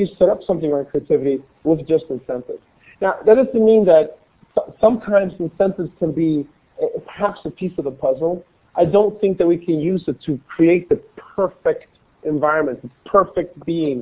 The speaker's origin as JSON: {"language": "English", "town": "Gothenburg", "region": "Västra Götaland", "country": "Sweden", "tie": "born or raised there", "said": "when I grew up in Sweden in Gothenburg, it was a very homogeneous society."}